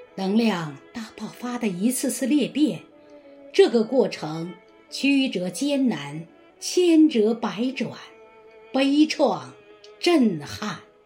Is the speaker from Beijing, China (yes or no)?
yes; Jiaozhuanghu Village, Shunyi District, Beijing, China; 我是来自人民第一堡垒，中国历史文化名村的顺义区焦庄户村民